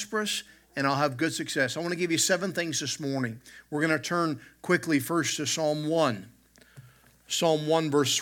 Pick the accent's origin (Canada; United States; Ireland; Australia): United States; the South; I grew up in the South